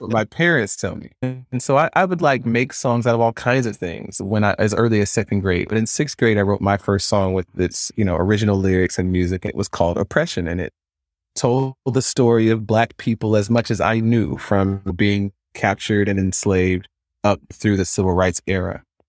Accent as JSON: {"language": "English", "town": "Stone Mountain", "region": "Georgia", "country": "United States", "tie": "born or raised there", "said": "I grew up in Stone Mountain, Georgia"}